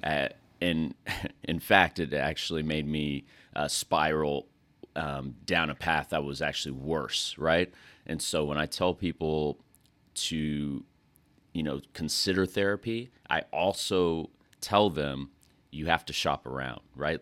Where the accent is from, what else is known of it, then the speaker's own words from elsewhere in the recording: West Texas, United States; moved away as an adult; also born or lived in North Carolina; I'm from West Texas.